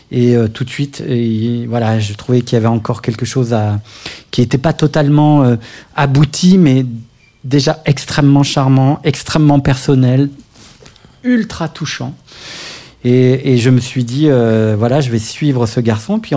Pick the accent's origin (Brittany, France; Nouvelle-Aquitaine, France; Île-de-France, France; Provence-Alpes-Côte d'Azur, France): Île-de-France, France; Paris; Je suis artiste, auteur, compositeur, interprète de pop française. J'ai grandi à Paris où j'ai commencé la musique à l'âge de 13 ans